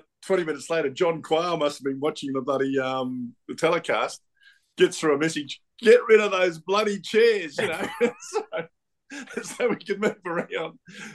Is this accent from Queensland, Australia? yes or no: yes; Brisbane, Queensland, Australia; I'm a kid from Brisbane